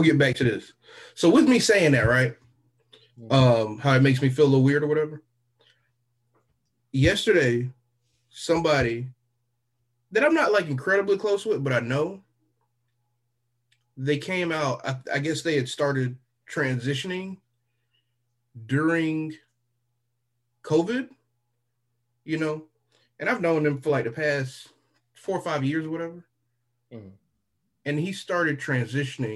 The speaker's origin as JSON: {"language": "English", "region": "the South", "country": "United States", "said": "I'm still from the South."}